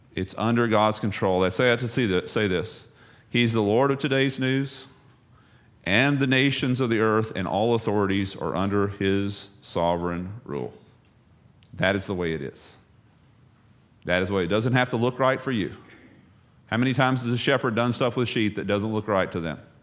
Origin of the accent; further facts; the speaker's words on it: the South, United States; moved away; I'm from the South